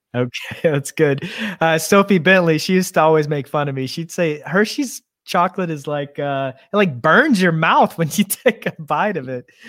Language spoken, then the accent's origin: English; Oklahoma, United States; I am from Oklahoma